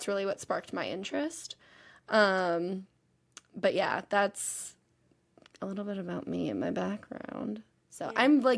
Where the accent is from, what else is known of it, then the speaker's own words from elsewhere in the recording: Texas, United States; I'm from Texas, kind of, but I've lived literally all over.